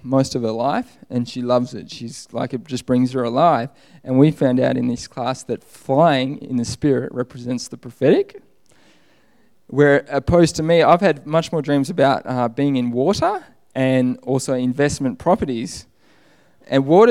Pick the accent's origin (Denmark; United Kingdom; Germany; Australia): Australia; moved away; I'm Australian.